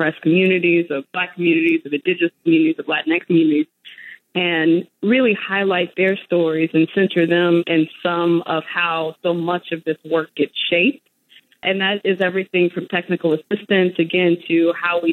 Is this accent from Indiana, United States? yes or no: yes; Gary, Indiana, United States; growing up in Gary, Indiana